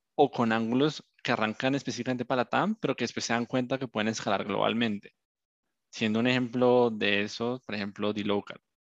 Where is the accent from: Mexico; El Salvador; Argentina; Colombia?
Colombia; moved away; Yo soy un colombiano